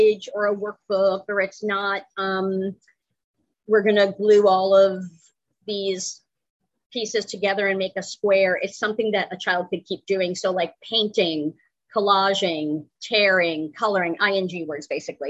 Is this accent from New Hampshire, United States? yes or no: no; Connecticut, United States; moved away as an adult; now in North Carolina, United States; I'm originally from the Northeast, Connecticut